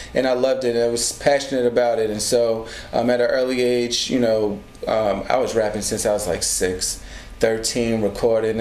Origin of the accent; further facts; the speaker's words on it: New York City, New York, United States; growing up in Hollis, Queens, I would honestly tell you, I just grew up in like a hip hop household